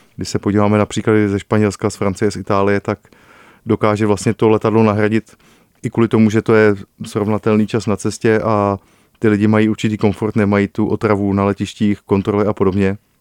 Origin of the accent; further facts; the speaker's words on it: Liberec, Liberec Region, Czechia; já jsem z Liberce